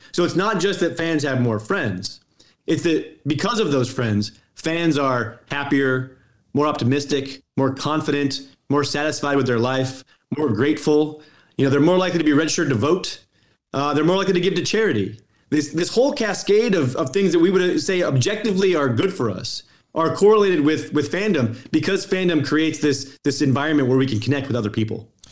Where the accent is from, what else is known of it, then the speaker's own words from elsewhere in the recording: Colorado, United States; moved away; I'm from Colorado. You know, I don't live in Colorado anymore